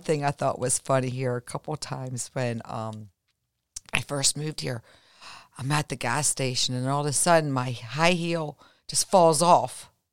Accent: Baltimore, Maryland, United States; now in Florida, United States; growing up in Baltimore, um, I mean, we were always out in the snow as kids. I mean, we were born and raised where, you know, we had the real true Four Seasons.

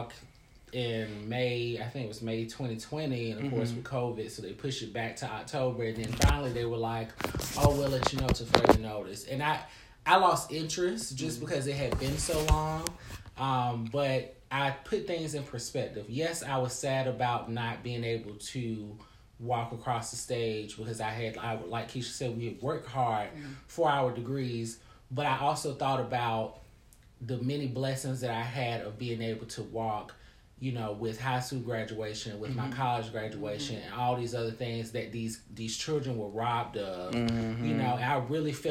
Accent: the South, United States; I come from the South

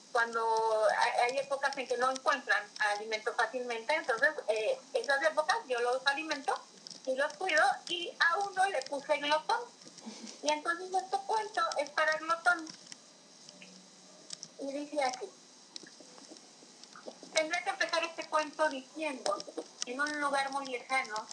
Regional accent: Tabasco, Mexico; yo vivo en el trópico, yo soy tabasqueña. Entonces vivo en el trópico, en, en mi lugar de origen es cálido, es verde, es florido

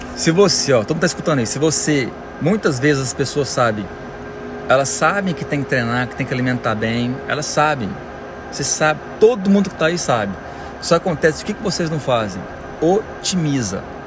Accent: Goiânia, Goiás, Brazil; moved away as an adult; now in United States; Moro aqui nos Estados Unidos tem 12 anos já. Sou de Goiânia.

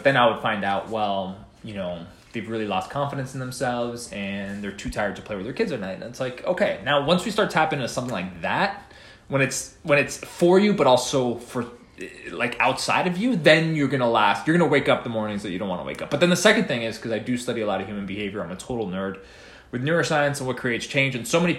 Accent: East Coast, United States; No, but you know, I'm from East Coast, so a New York pizza, I mean, that's non-negotiable.

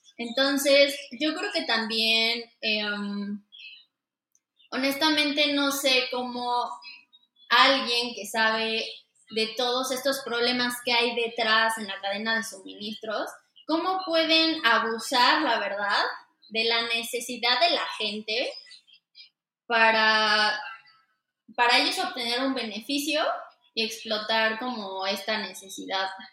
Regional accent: Mexico City, Mexico; soy de aquí de, México, nací y crecí en la Ciudad de México, específicamente en Xochimilco.

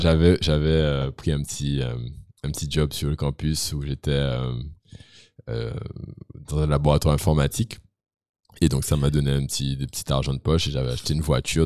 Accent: Guadeloupe; Je viens de la Guadeloupe. Tout le monde vient d'ailleurs. J'étais le seul Guadeloupéen de l'école d'ailleurs

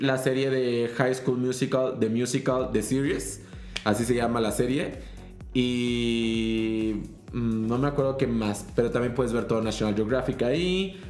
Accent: Mexico; nosotros como mexicanos

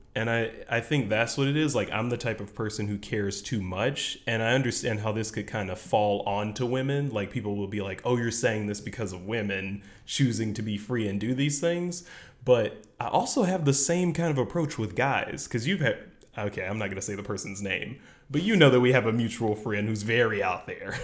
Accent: the South, United States; growing up in the South

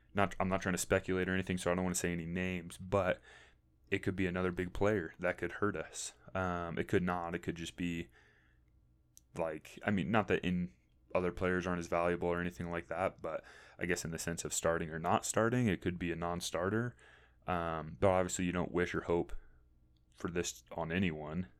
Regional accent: St. Louis, Missouri, United States; I'm from St. Louis, Missouri, originally, or more specifically, the St. Charles County area

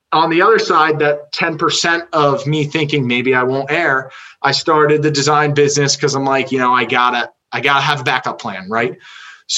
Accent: Medford, United States; I grew up in Medford

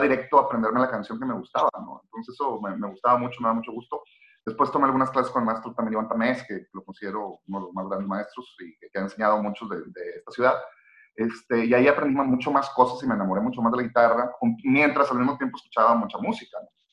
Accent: Monterrey, Nuevo León, Mexico; soy un tipo mexicano de la ciudad de Monterrey

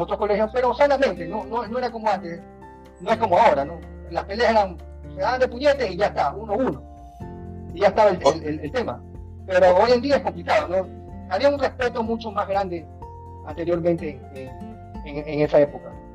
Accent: Guayaquil, Guayas, Ecuador; Me crié en, un barrio del centro de la ciudad

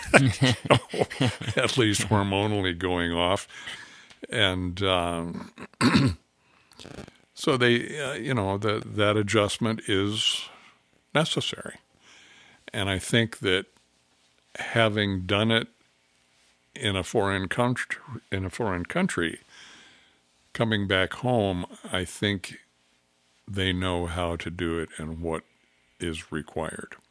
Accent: California, United States; moved away as an adult; also born or lived in Africa; now in Oregon, United States; I was raised in California

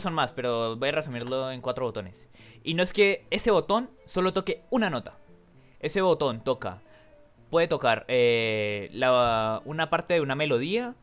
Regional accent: Colombia; yo soy de Colombia

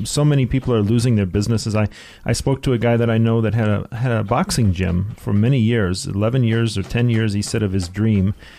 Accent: Detroit, Michigan, United States; now in South Africa; I'm from Detroit

